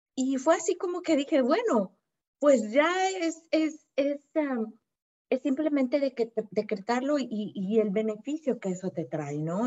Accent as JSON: {"language": "Spanish", "country": "Mexico", "said": "Yo soy de México"}